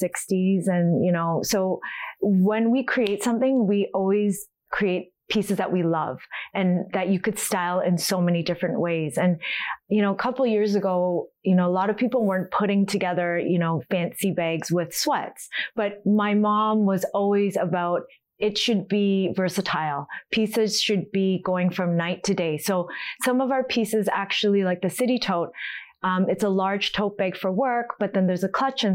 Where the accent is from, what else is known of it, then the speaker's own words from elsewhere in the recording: Toronto, Ontario, Canada; we were all born and raised in Toronto, but our roots are from Seoul, Korea.